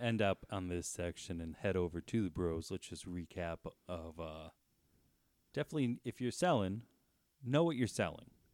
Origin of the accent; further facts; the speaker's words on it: New Jersey, United States; I'm from New Jersey